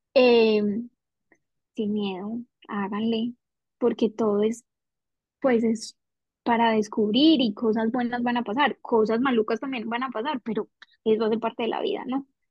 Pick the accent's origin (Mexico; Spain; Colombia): Colombia; moved away as an adult; also born or lived in Darwin; now in Perth, Australia; en Colombia, pues en la vida que teníamos allá